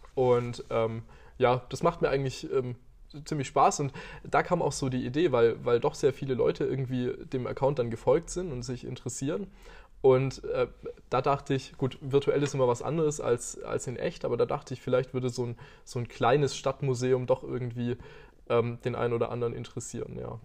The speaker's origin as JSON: {"language": "German", "town": "Aalen", "region": "Baden-Württemberg", "country": "Germany", "tie": "born or raised there", "also_born_or_lived": "Karlsruhe / Tübingen", "said": "ich bin nicht in Aalen geboren, aber äh, ich bin, sagen wir mal, in Aalen beheimatet"}